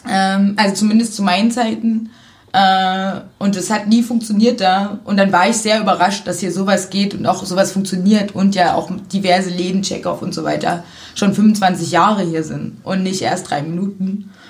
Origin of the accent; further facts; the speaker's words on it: Zwickau, Saxony, Germany; now in Cottbus, Germany; Ich komme ursprünglich aus Sachsen.